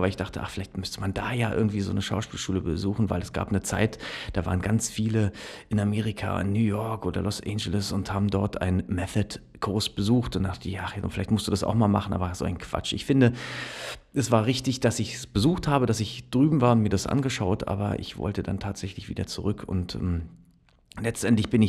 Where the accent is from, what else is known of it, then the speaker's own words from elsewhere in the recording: Berlin, Germany; ich bin aufge also aufgewachsen und geboren tatsächlich in Berlin. Ähm, äh, habe da meine Kindheit verbracht